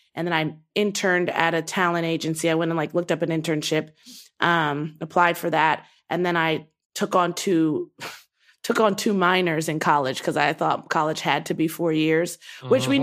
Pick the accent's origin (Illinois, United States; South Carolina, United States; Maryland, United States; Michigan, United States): Maryland, United States; Baltimore; moved away as an adult; also born or lived in Nigeria (ancestry); I was born and raised in Baltimore